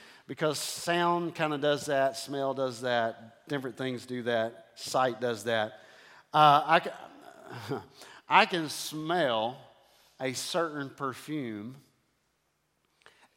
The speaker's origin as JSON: {"language": "English", "town": "Houston", "region": "Texas", "country": "United States", "tie": "born or raised there", "said": "I was raised in Houston"}